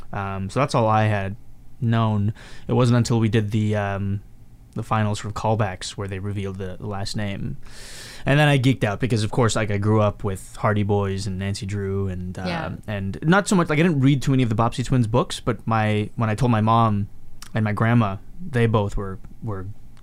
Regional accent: Mumbai, Maharashtra, India; also born or lived in Hyderabad; I grew up, like I was born in Mumbai, and then like I lived in Hyderabad for a bit, and I played around in that same house that she still lives in to this day.

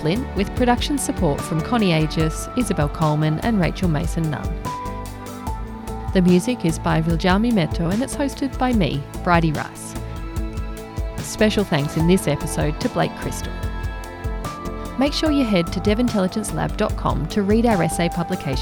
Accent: Australia; As Australian development professionals

